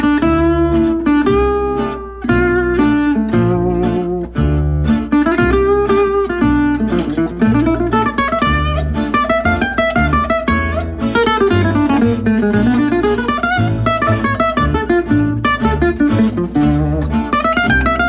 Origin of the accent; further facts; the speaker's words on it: Southern California, United States; moved away as an adult; also born or lived in Wisconsin / Los Angeles; now in Nashville, United States; I grew up in Southern California, born in Wisconsin, but raised in Southern California for most of my life